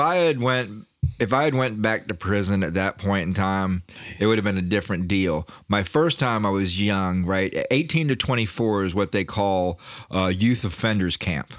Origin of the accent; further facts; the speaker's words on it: Daytona Beach, Florida, United States; I'm from Daytona